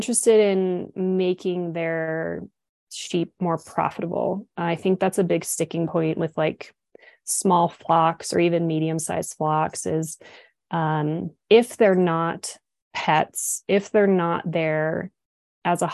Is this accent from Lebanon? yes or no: no; United States; also born or lived in Switzerland / Dubai; now in Montana, United States; I am like as American as they get. I'm Irish, Scottish, American, Indian, English